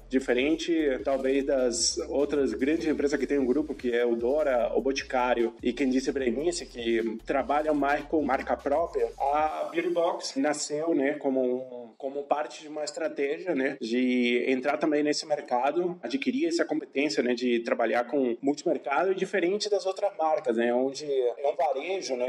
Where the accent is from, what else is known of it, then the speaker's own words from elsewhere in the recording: Asunción, Paraguay; Portuguese is a second language; moved away as an adult; now in Brazil; eu sou de Assunção, Paraguai. Eu moro no Brasil já há alguns anos